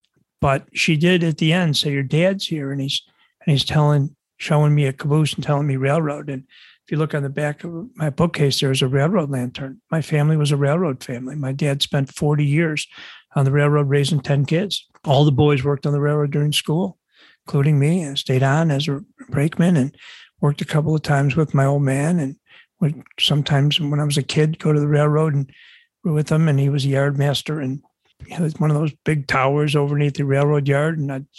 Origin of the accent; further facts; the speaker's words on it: Buffalo, New York, United States; No, Buffalo, not Brooklyn.